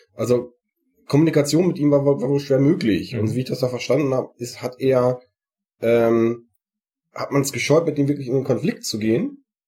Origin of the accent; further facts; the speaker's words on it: Sauerland, North Rhine-Westphalia, Germany; wie man bei uns im Sauerland sagt